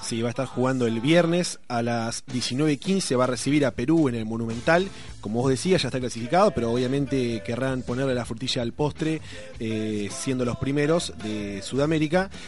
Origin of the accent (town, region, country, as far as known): Argentina